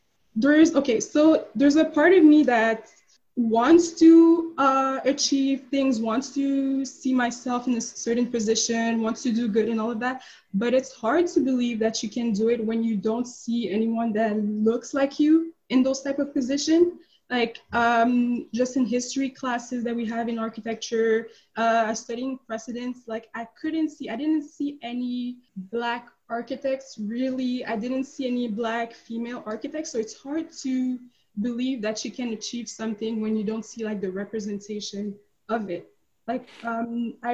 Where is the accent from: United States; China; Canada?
Canada; Quebec City, Quebec; I grew up in Quebec City, which is predominantly white